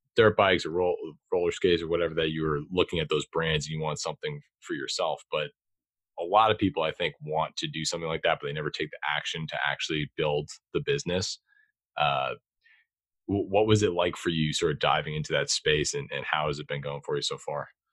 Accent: Boston, Massachusetts, United States; I'm from Boston myself

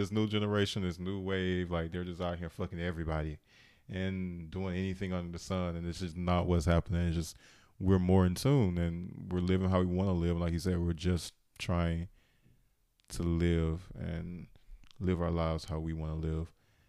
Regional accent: the South, United States; I'm from the South, and it's like, it's not as progressive as other states.

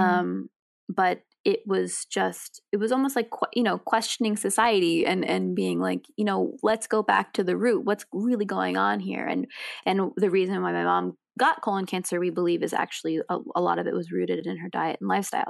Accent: New York City, New York, United States; I grew up in New York City

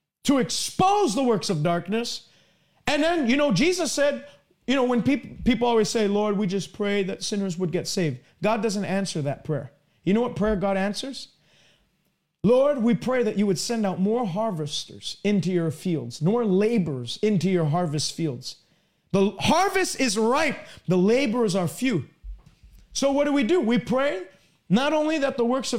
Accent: Canada; I'm from Canada

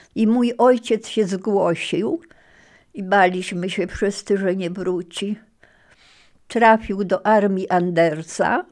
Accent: Ziębice, Lower Silesian Voivodeship, Poland; also born or lived in Marianka, near Ternopil (born / now Ukraine) / USSR (deportation, about 6 years) / Kłodzko / Wrocław; ten kościółek był w Ziembicach właśnie, tam gdzie mieszkaliśmy

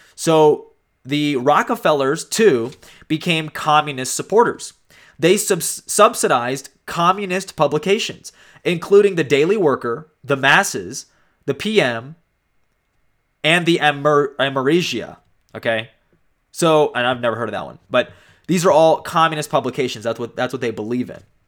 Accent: United States

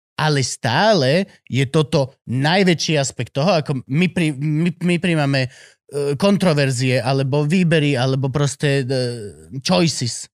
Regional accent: Slovakia; Ja ako Slovák

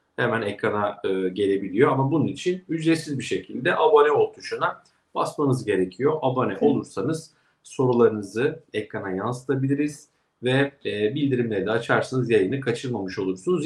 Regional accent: Kastamonu, Turkey; moved away; Kastamonu'ya memleketime de selamlar

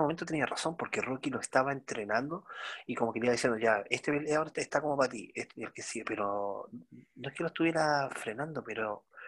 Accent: Chile; como lo decimos acá en Chile

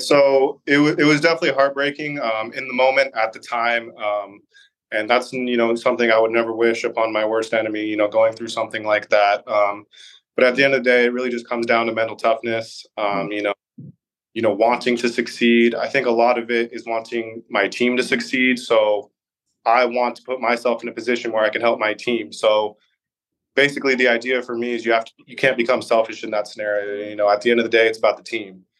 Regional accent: Orange County, California, United States; I grew up in Orange County.

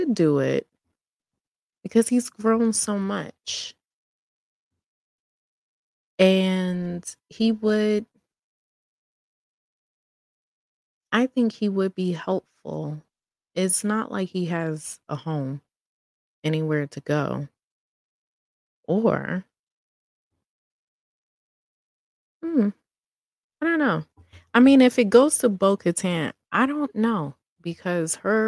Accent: New York City, New York, United States; I'm a New Yorker, born and raised

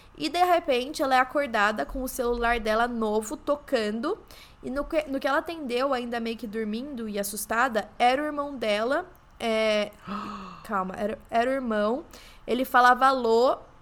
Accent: São João da Boa Vista, São Paulo, Brazil; eu sou de São João da Boa Vista

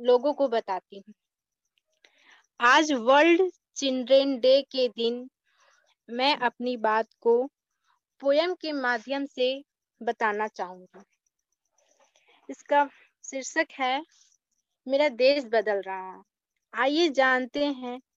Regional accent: Nawada, Bihar, India; मैं नवादा जिला से हूँ मैं बीएससी पार्ट वन की छात्रा हूँ

